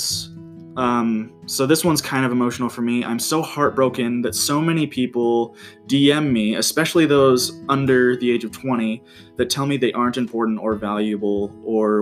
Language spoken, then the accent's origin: English; Utah, United States; seminary teachers that I had growing up in Utah